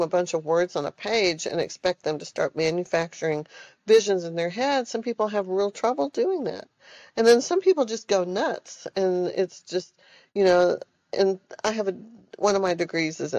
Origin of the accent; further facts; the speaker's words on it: Austin, Texas, United States; moved away as an adult; now in Silicon Valley, United States; I'm from Austin, Texas, I'm not your stereotypical Texan